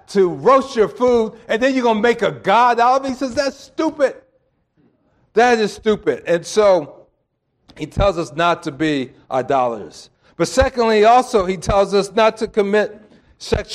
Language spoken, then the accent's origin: English; East Coast, United States; I'm from the East Coast